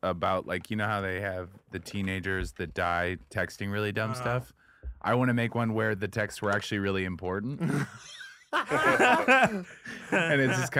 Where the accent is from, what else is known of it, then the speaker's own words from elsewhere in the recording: Seattle, Washington, United States; I'm from Seattle.